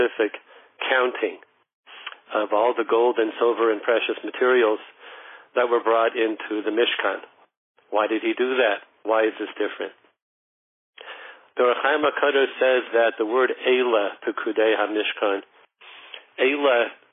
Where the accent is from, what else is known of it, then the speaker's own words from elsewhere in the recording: Denver, Colorado, United States; I'm from Colorado